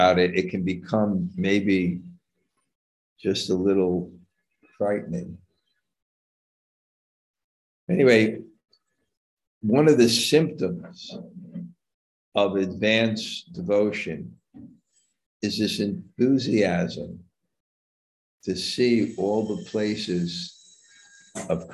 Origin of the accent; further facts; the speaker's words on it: New York, United States; moved away; I'm from New York. I never went camping in my life.